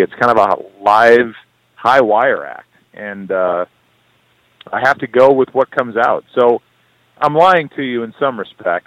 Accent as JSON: {"language": "English", "town": "St. Louis", "region": "Missouri", "country": "United States", "said": "I'm proud to be from St. Louis"}